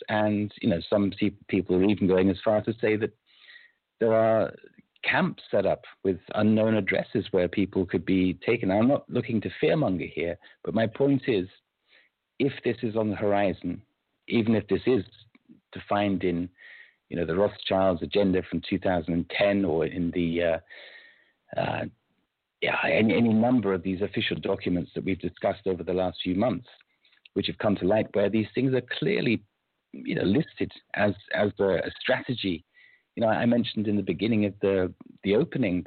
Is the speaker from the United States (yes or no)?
no; United Kingdom; I'm British by birth